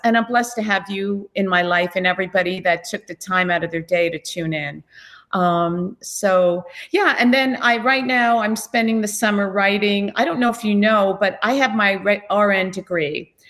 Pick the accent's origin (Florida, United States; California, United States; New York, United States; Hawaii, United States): New York, United States; Islip; I was a Long Island girl. I grew up in Islip